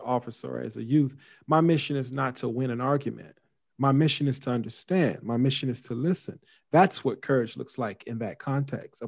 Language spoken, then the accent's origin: English; United States